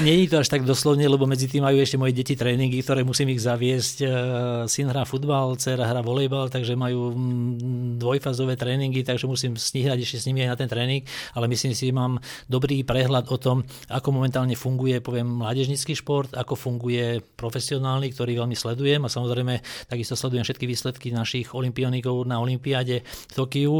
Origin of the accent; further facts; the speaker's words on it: Dolný Kubín, Žilina Region, Slovakia; moved away; vyrastal som v Dolnom Kubíne